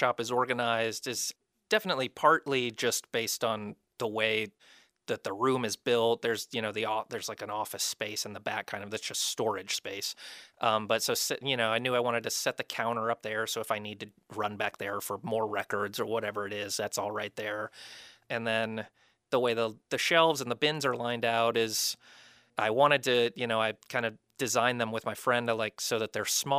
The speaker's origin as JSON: {"language": "English", "region": "Florida", "country": "United States", "said": "I'm from Florida. And when we moved up here, my wife and I were talking about it"}